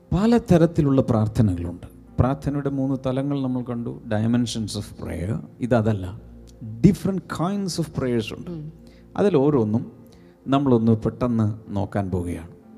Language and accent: Malayalam; Malayali, Kerala, India; ഞാൻ മലയാളിയാണ്